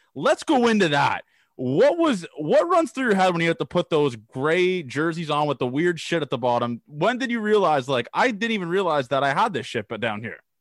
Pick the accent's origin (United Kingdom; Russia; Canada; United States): Canada; I'm a Canadian guy